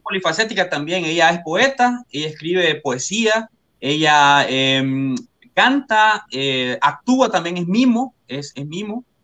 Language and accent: Spanish; Comayagua, Honduras; yo soy de Comayagua, soy de Comayagua, Honduras